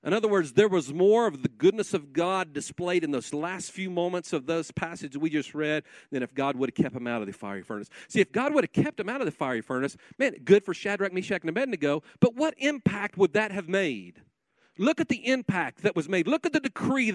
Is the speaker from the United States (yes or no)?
yes; Guymon, Oklahoma, United States; I'm a kid from Guymon, Oklahoma. I was raised in a pastor's home